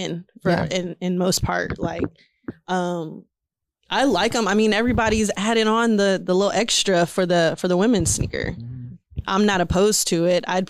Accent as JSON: {"language": "English", "town": "Houston", "region": "Texas", "country": "United States", "said": "I'm from Houston"}